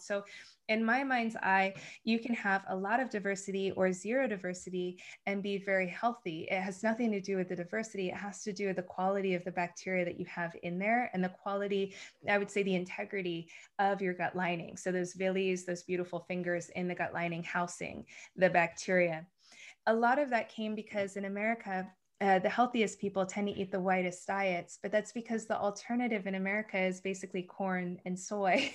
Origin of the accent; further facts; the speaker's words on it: United States; moved away; growing up in the States